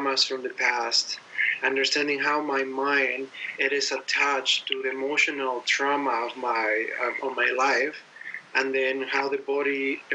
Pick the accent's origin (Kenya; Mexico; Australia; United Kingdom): Mexico; I'm from Mexico originally